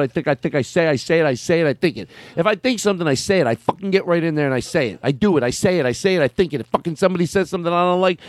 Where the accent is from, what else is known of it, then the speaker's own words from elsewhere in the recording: Arizona, United States; I grew up in Arizona.